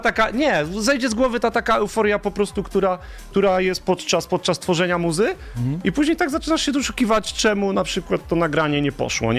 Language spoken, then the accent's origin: Polish; Pyskowice, Silesian Voivodeship, Poland; grałem tylko u siebie w Pyskowicach, w dyskotekach